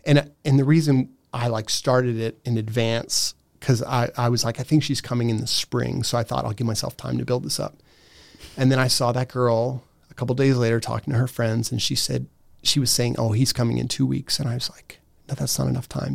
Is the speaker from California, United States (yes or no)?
no; Steubenville, Ohio, United States; moved away as an adult; also born or lived in Gaming, Austria; I grew up in Steubenville.